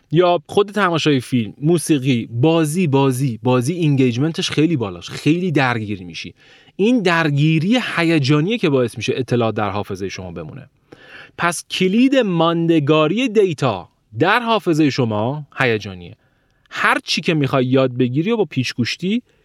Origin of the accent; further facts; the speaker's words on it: Iran; من ایرانی هستم